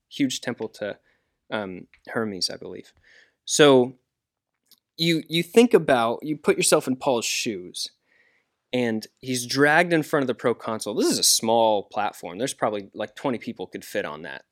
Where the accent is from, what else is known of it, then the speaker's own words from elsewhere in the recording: United States; I'm American